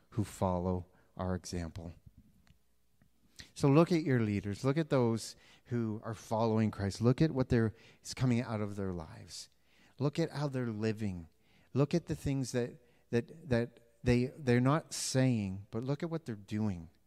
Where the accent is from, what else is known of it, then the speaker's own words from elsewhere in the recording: Canada; I am Canadian, Canadian, Canadian. I got rid of my US one, so I'm more Canadian than you.